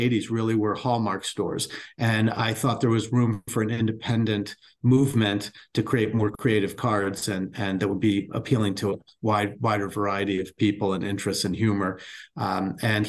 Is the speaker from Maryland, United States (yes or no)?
yes; Baltimore, Maryland, United States; I grew up in Baltimore from humble beginnings